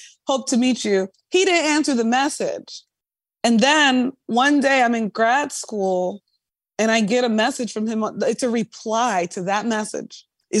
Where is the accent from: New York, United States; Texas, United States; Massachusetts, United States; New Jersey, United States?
New York, United States; But I'm also biased. I'm a New Yorker.